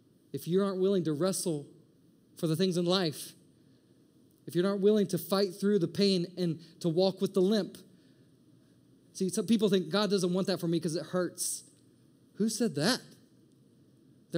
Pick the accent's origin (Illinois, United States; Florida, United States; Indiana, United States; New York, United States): Indiana, United States; moved away as an adult; also born or lived in Maryland / San Diego; now in Atlanta, United States; We're from Indiana.